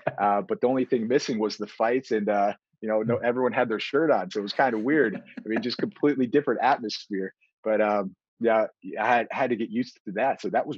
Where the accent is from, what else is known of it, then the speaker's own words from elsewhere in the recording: Buffalo, New York, United States; Yeah, so we grew up Bills Mafia all the way.